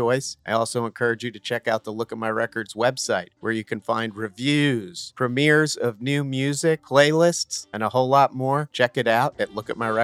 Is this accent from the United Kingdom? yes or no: no; New Jersey, United States; I'm from New Jersey